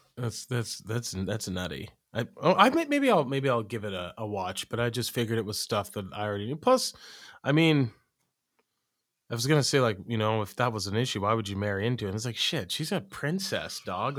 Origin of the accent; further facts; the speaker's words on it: Oregon, United States; moved away; also born or lived in Iowa; I'm from Oregon